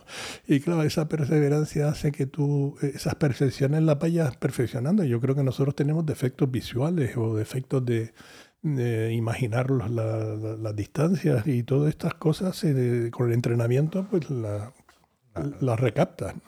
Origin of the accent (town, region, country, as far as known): Canary Islands, Spain